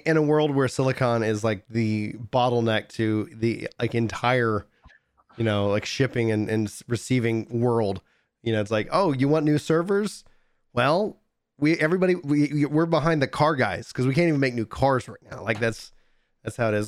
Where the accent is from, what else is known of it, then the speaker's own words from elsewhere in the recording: East Texas, United States; I grew up in East Texas. I was born in East Texas.